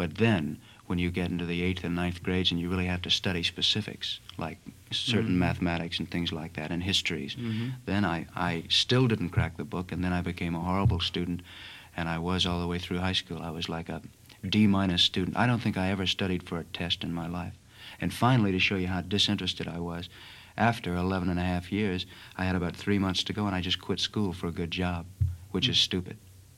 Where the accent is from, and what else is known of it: Chicago, Illinois, United States